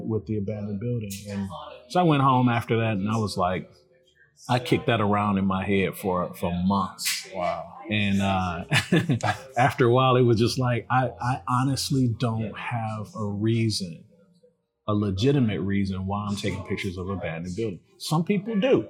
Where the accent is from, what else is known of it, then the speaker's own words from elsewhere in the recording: Detroit, Michigan, United States; I'm from from Detroit. I was born on the West Side at uh, Sinai Hospital. On, okay. On the West Side, 1977. Uh, lived on Marlow, off Puritan, and um, spent my my childhood years and my teen years here in the city